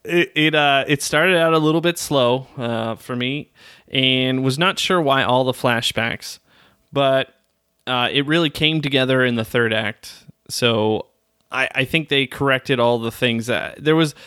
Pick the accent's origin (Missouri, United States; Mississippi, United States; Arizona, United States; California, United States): Arizona, United States; moved away; also born or lived in Flagstaff; most of my life, or at least my younger years, I grew up in Arizona